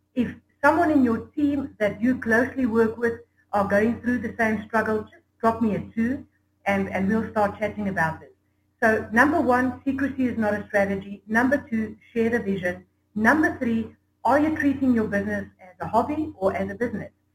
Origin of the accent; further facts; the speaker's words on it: South Africa; I'm from South Africa